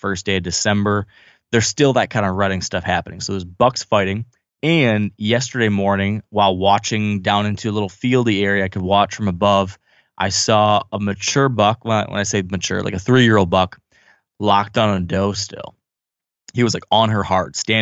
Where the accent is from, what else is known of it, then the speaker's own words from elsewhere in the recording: Michigan, United States; my home state